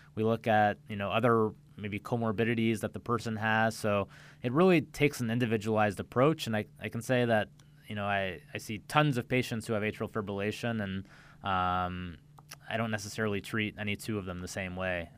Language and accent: English; central Illinois, United States; moved away as an adult; also born or lived in Milwaukee, Wisconsin / Cleveland, Ohio / Chicago, Illinois; now in Palm Beach County, United States; I'm from the Midwest. I grew up in central Illinois